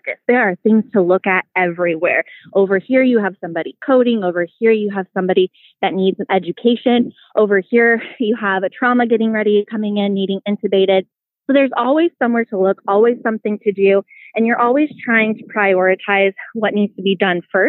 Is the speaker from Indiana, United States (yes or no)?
yes; Peru, Indiana, United States; moved away as an adult; now in Dayton, United States; I grew up in Peru, Indiana, which is known as the circus city capital of the world